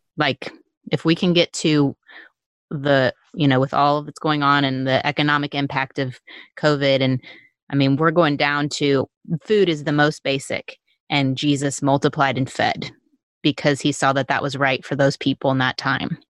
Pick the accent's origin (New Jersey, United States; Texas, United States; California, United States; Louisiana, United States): Texas, United States; not us Texans